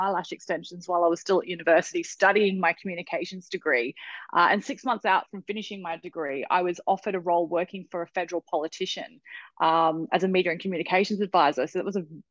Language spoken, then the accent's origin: English; Australia; I'm an Australian entrepreneur